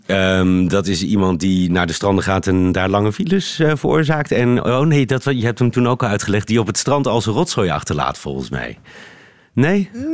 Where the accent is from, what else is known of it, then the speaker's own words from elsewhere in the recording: Netherlands; moved away as an adult; now in Brussels, Belgium; als Nederlander